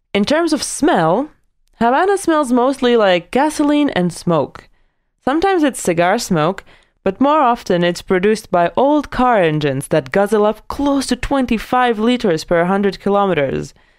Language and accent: English; Latvia; my hometown in Latvia